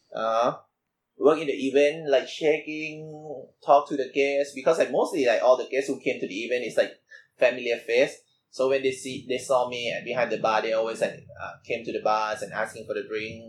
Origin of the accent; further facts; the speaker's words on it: Bangkok, Thailand; I'm from Bangkok, Thailand